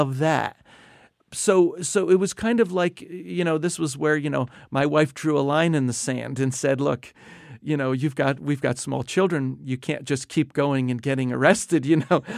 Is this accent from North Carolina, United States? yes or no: no; New Jersey, United States; moved away as an adult; also born or lived in South Asia / Indonesia; I grew up in New Jersey